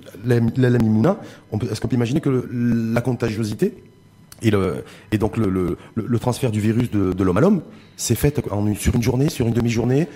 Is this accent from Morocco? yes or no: yes; Morocco; chez nous, au Maroc